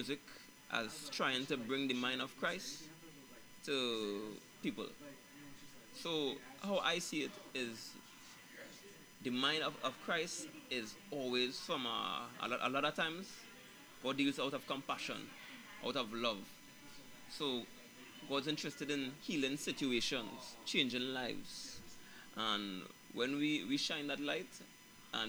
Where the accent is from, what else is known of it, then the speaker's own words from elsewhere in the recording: Trinidad & Tobago; moved away; I'm originally from Trinidad and Tobago